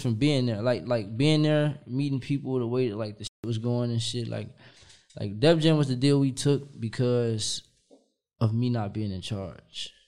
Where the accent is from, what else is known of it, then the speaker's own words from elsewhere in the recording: Kankakee, Illinois, United States; also born or lived in Chicago; I'm from Kankakee